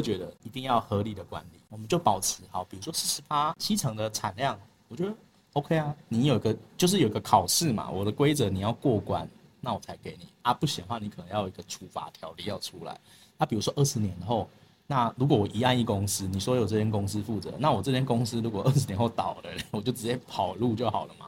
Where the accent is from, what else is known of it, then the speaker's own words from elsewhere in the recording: Taiwan; 以我们台湾人的智慧